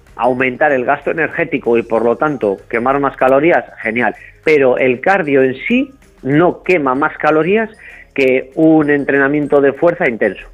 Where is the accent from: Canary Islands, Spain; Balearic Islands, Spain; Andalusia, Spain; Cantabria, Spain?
Cantabria, Spain; soy de Cantabria, de, la zona de Cicero, Colindres, Laredo